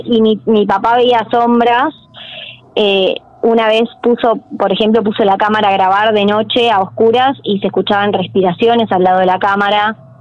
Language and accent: Spanish; General San Martín, Buenos Aires Province, Argentina; Yo soy de General San Martín, de Zona Norte